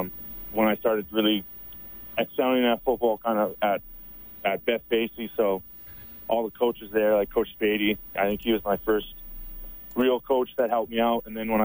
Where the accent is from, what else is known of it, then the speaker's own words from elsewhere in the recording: Sherwood Park, Alberta, Canada; Sherwood Park.